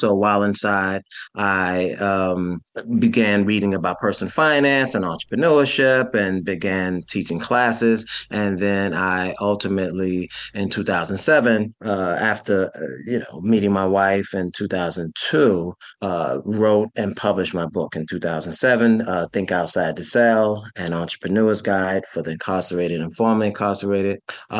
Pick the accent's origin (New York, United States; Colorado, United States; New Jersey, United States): New York, United States; New York City; So I'm from New York City. I grew up in a rough section of Brooklyn, one of the five boroughs.